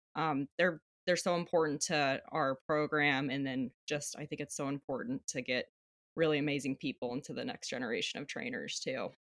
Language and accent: English; Flagstaff, Arizona, United States; moved away as an adult; also born or lived in Hawaii; now in Alaska, United States; I was born and raised in Flagstaff, Arizona